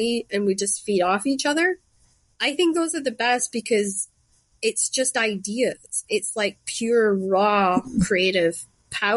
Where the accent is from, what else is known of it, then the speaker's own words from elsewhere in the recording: Shetland, Scotland, United Kingdom; moved away; When I was growing up in Shetland, arranged marriages was something that happened, and it was normal to us.